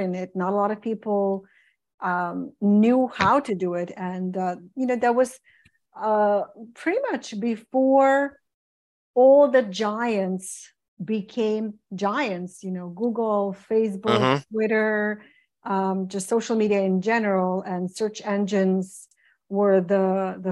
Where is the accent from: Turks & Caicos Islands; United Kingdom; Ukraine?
Ukraine; moved away as an adult; now in United States; I came originally from Ukraine in 1992 as a music teacher, as a classical musician